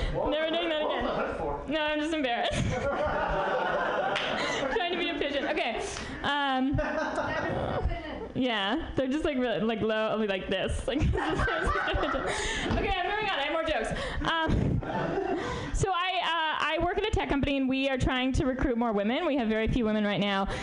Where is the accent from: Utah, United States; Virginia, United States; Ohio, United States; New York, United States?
New York, United States; now in San Francisco, United States; I'm from New York originally